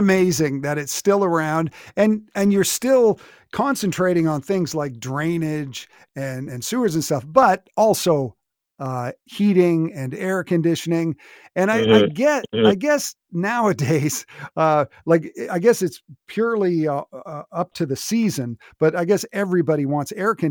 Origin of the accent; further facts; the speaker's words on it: Lower Mainland, British Columbia, Canada; growing up in the Lower Mainland, a house with air conditioning was really, really rare.